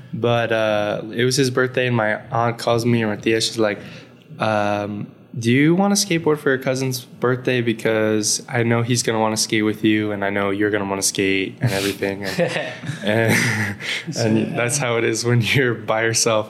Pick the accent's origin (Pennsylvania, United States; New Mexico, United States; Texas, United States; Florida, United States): Texas, United States; El Paso; moved away; also born or lived in Dallas / California; growing up in El Paso